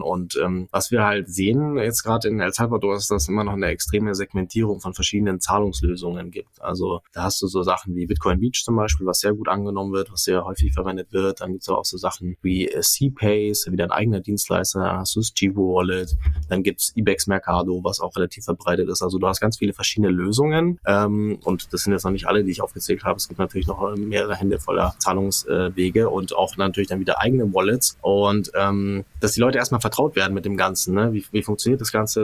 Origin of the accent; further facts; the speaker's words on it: Bavaria, Germany; hier bei uns in Bayern auf dem Land